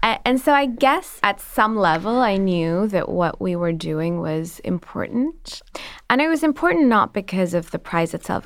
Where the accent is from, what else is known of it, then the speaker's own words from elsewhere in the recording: Pakistan; moved away as an adult; now in United States; I'm an immigrant, I'm Pakistani